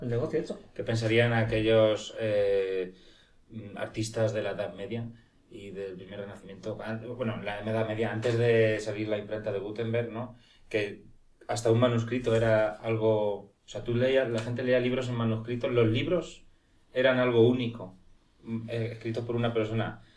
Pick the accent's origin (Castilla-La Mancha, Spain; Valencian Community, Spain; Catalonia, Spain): Castilla-La Mancha, Spain; Cuenca; Yo nací en Cuenca